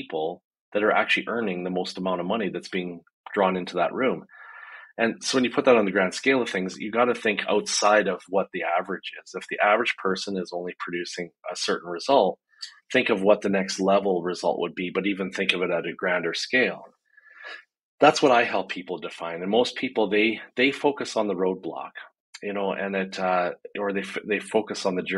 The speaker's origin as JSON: {"language": "English", "country": "Canada", "said": "I'm a Canadian business strategist"}